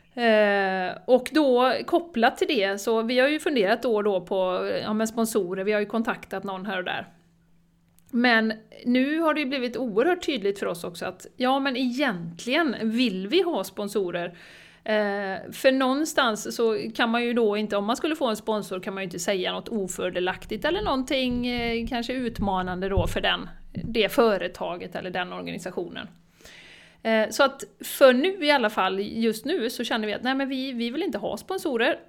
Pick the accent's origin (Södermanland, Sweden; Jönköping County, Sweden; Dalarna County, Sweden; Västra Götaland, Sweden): Västra Götaland, Sweden; Borås; now in Spain; Jag är ju från Borås då Jessica, men jag sitter i Spanien just nu